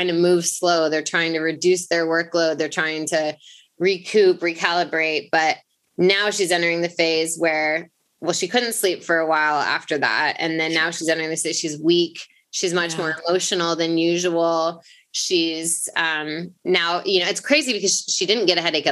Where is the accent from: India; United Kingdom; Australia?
United Kingdom; England; we were raised in England